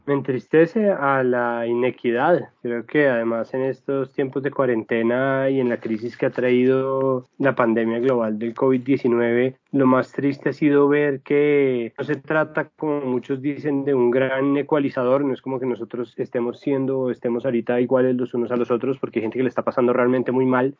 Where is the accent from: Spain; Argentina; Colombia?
Colombia; nosotros somos colombianos